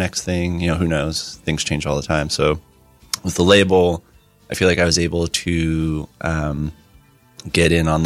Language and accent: English; Asbury Park, New Jersey, United States; I'm pretty exclusively kind of from Asbury Park.